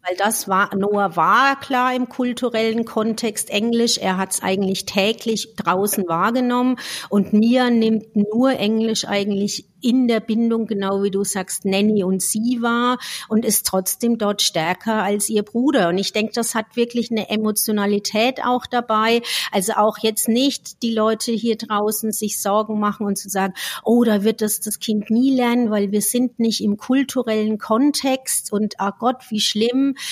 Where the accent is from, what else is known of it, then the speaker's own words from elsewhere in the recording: Franconia, Bavaria, Germany; accent: Franconian; now in Switzerland; ich komme aus dem Fränkischen